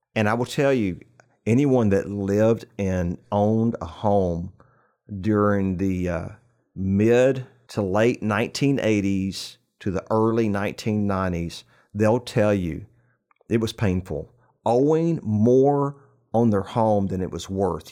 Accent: New Braunfels, Texas, United States; right here, in my hometown of New Braunfels

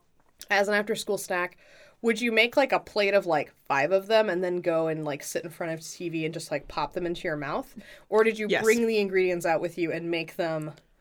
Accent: Texas, United States; born or raised there

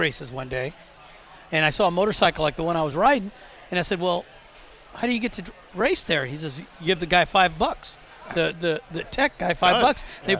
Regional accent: Tampa, Florida, United States; born or raised there

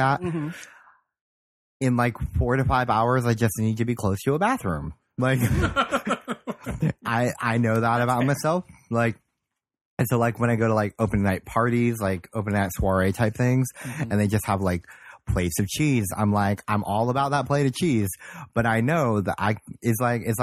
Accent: Holmes County, Ohio, United States; moved away; also born or lived in South Korea; I grew up in Holmes County, which is like Amish country

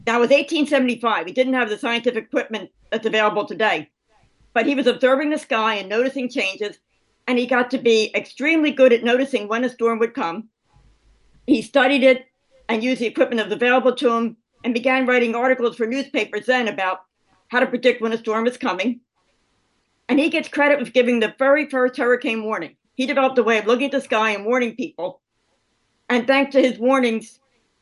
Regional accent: Philadelphia, Pennsylvania, United States; I'm from the Philadelphia, Pennsylvania area

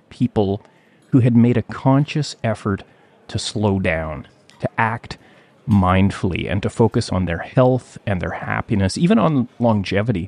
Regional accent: Gibsons, British Columbia, Canada; my hometown of Gibson's, British Columbia

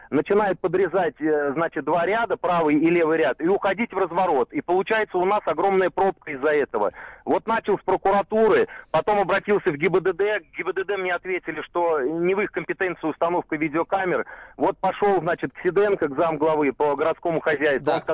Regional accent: Saratov, Saratov Oblast, Russia

